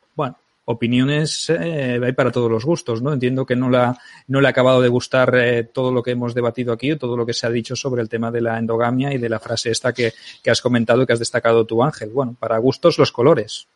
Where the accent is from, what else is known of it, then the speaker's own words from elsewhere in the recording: Barcelona, Catalonia, Spain; soy de Barcelona